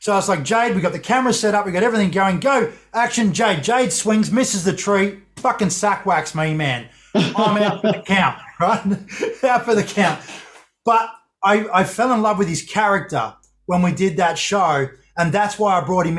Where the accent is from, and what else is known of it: Australia